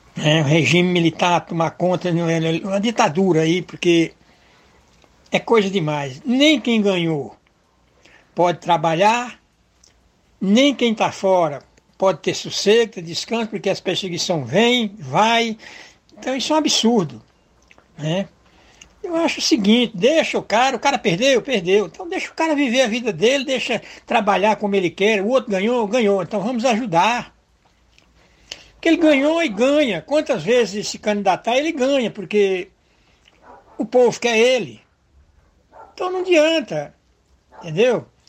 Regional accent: Aiuaba, Ceará, Brazil; also born or lived in Arneiroz, Ceará; now in Contagem, Brazil; Sou cearense, sou natural de Aiuaba, criado na Aiuaba e Arneróis, aí nessa região mas já deixei meu Ceará há muitos anos. Moro aqui em Contagem, Minas Gerais.

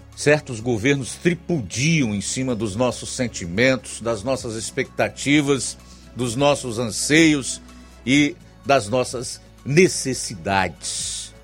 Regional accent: Ceará, Brazil; nós, como brasileiros, cearenses

